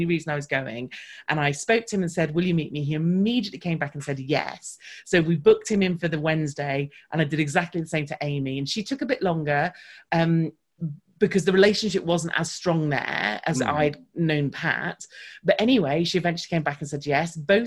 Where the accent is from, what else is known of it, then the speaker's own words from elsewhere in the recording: United Kingdom; because I'm British